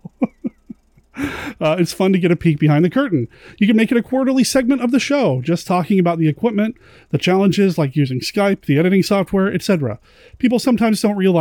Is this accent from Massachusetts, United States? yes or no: no; Tucson, Arizona, United States; moved away; I was born in Tucson